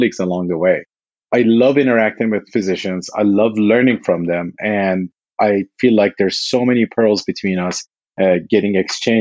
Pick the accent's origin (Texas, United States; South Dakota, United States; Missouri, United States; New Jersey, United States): Texas, United States; moved away as an adult; now in Walnut Creek, United States; I grew up in Texas